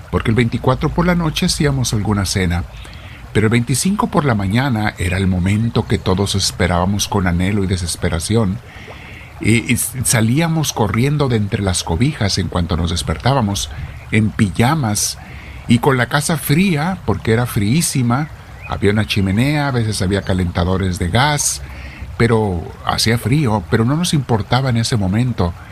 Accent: North, Mexico; Mi tierra es sumamente fría, donde yo me crié en la infancia en el norte de México, hace muchísimo frío.

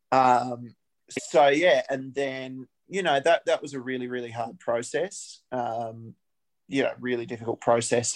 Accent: Albury, New South Wales, Australia; moved away as an adult; now in Canberra, Australia; I grew up in Albury Wodonga and started playing there.

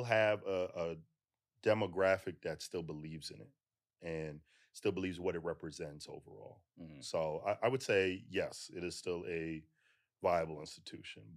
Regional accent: Toronto, Ontario, Canada; now in United States; I'm originally from Toronto, so Guyanese parents.

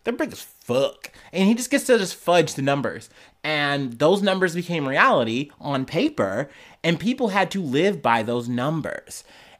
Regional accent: New York, United States; We're from New York. Let's go to New York.

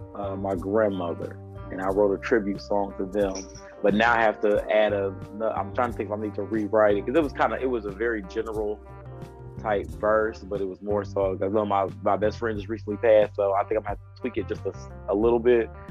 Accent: Michigan, United States; I'm from Michigan

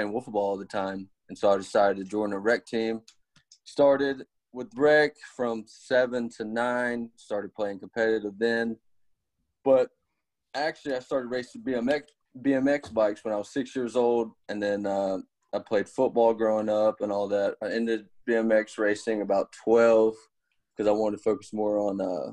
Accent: Southaven, Mississippi, United States; I grew up in South End, Mississippi. Born and raised here

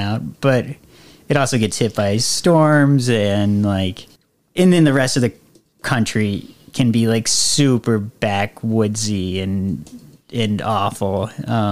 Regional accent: Florida, United States; moved away; my hometown, when my dad is from there, and as a kid, it was like mainly forest in like a small old hometown

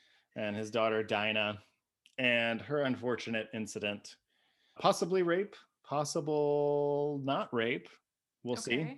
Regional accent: Ohio, United States; I'm from Ohio.

